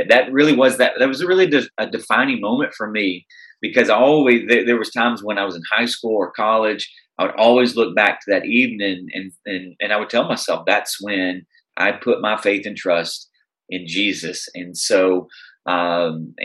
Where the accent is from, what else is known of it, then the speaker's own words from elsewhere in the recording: Tennessee, United States; moved away as an adult; now in Chicago, United States; I'm originally from Tennessee